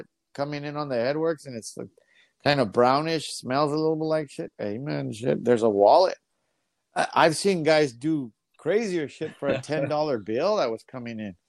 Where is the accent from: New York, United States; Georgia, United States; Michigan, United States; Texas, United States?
Texas, United States; El Paso; I grew up in the El Paso Juarez border